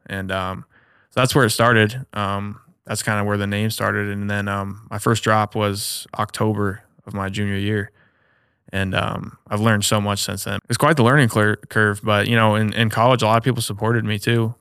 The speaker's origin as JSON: {"language": "English", "town": "Omaha", "region": "Nebraska", "country": "United States", "tie": "born or raised there", "also_born_or_lived": "Ames, Iowa", "said": "back home, born and raised in Omaha, so I'm back home right now"}